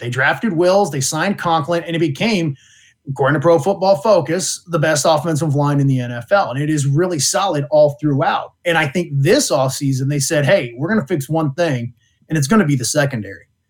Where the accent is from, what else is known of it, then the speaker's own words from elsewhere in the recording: Ohio, United States; I was born in Ohio.